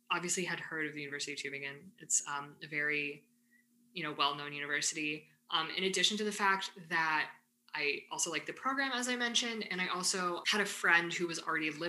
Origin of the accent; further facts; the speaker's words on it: Ann Arbor, Michigan, United States; I think especially because I come from Ann Arbor and i am very loud and proud about the fact that I'm from Ann Arbor.